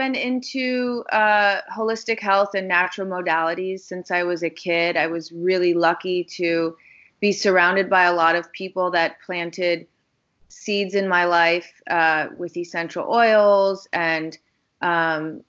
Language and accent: English; Chicago, Illinois, United States; I grew up in Chicago, Illinois